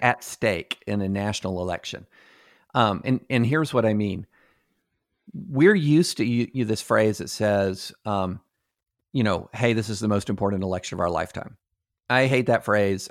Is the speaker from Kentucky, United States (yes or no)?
yes; Kentucky, United States; I'm growing up in Kentucky